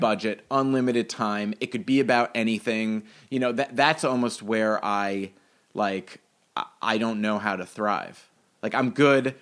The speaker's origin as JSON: {"language": "English", "town": "New York City", "region": "New York", "country": "United States", "tie": "born or raised there", "said": "I grew up in Greenwich Village for a little bit, and then in Brooklyn for ten years, and then in Manhattan for two"}